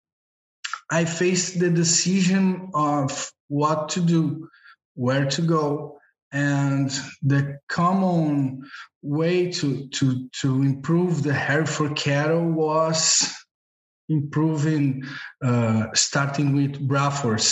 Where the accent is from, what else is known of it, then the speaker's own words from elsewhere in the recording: Brazil; I am from Brazil. I am at Brazil now